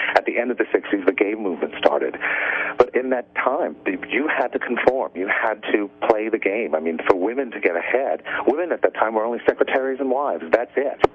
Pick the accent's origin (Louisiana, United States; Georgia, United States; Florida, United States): Louisiana, United States; New Orleans; moved away; also born or lived in New York; I'm from New Orleans, and um, I lived in New York for years and years and years